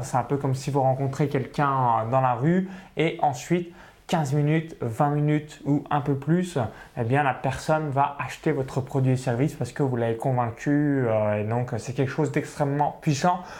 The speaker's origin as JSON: {"language": "French", "area": "small village near Chalon-sur-Saône", "region": "Bourgogne-Franche-Comté", "country": "France", "tie": "born or raised there", "said": "j'ai grandi dans un petit village au milieu euh, voilà, des vaches, donc à, moins de 85 habitants proche de Chalon-sur-Saône"}